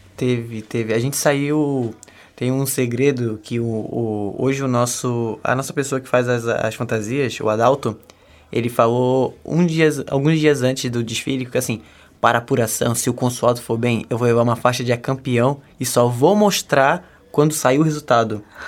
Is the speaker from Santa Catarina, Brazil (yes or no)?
yes; Florianópolis, Santa Catarina, Brazil; Eu sou daqui mesmo, de Floripa.